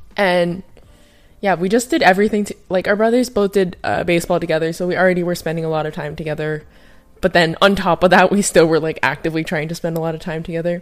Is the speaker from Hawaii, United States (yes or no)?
yes; Hawaii, United States; I grew up in Hawaii